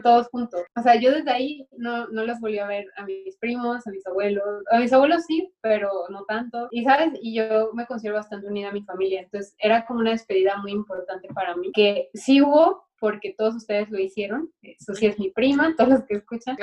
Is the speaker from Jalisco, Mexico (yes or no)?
yes; Guadalajara, Jalisco, Mexico; moved away as an adult; now in Paris, France; yo vengo de mi pasividad de Guadalajara, mexicana